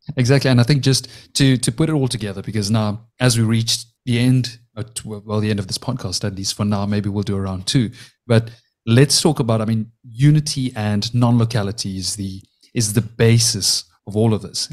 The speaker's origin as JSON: {"language": "English", "country": "South Africa", "tie": "born or raised there", "said": "I was born and raised in South Africa"}